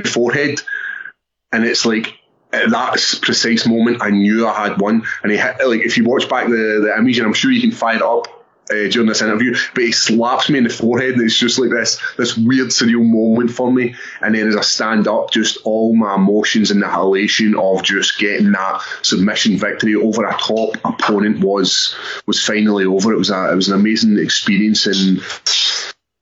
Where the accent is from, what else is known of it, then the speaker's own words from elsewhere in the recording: Airdrie, Scotland, United Kingdom; being Scottish